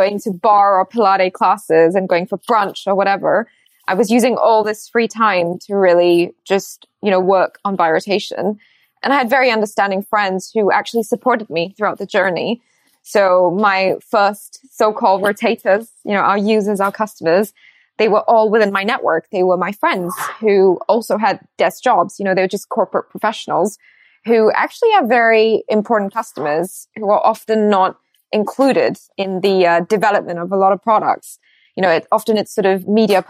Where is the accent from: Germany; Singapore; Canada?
Singapore; moved away as an adult; also born or lived in Rajasthan, India / United States; now in London, United Kingdom; And then I moved to Singapore when I was 2.5 years old. So I grew up my entire life in Singapore.